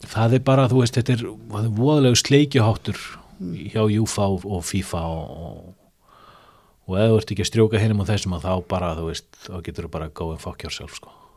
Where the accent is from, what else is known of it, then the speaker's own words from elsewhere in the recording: Iceland; við erum frá Íslandi